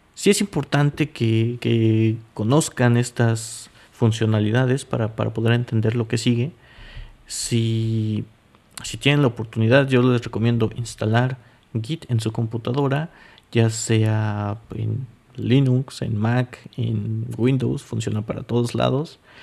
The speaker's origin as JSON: {"language": "Spanish", "region": "Mexico City", "country": "Mexico", "moved": "as an adult", "lives_now": "Zlín, Czech Republic", "said": "yo soy mexicano, para aquellos que no sepan, de la Ciudad de México"}